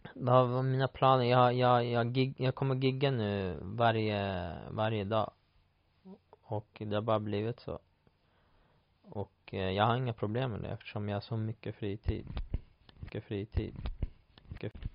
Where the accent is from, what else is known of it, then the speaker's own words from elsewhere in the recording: Sweden; moved away; hemma i Sverige